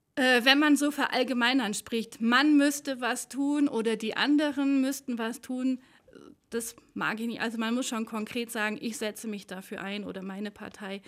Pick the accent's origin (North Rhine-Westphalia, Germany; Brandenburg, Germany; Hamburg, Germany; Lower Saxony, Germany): North Rhine-Westphalia, Germany; Aachen; accent: Öcher Platt, Rhenish; now in Allgäu, Germany; ich bin ja keine gebürtige Allgäuerin, sondern komme ähm, aus der Ecke von Aachen, also so das Öscherplatt, das Rheinische